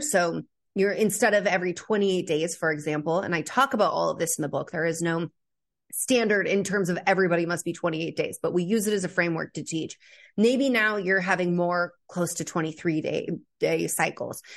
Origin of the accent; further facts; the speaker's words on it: California, United States; I grew up in California